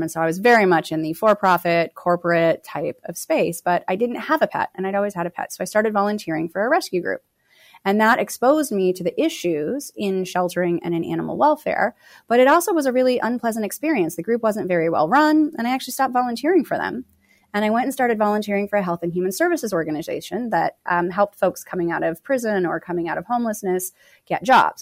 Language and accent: English; Phoenix, Arizona, United States; moved away as an adult; also born or lived in Los Angeles; Phoenix is my hometown